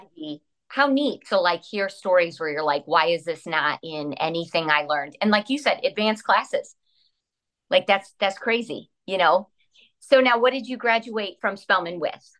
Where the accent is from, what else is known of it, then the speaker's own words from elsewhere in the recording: La Porte, United States; we grew up in Laporte, um, predominantly white